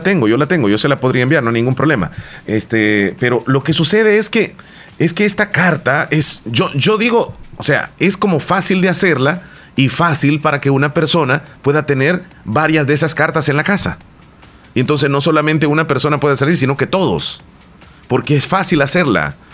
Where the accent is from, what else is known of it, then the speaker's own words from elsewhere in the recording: Bolívar, La Unión, El Salvador; Mi pueblo es pequeñito, es, es quizá uno de los más pequeños de la zona, es el municipio de Bolívar